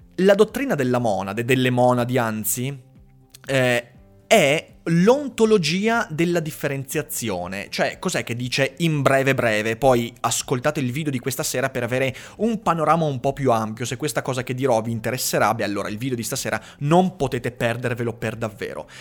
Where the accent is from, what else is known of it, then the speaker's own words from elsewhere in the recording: Veneto, Italy; sono veneto